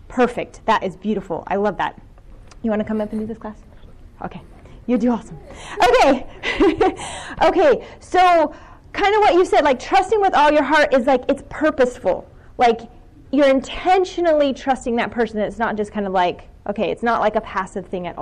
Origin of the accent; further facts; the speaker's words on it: Ohio, United States; I'm from Ohio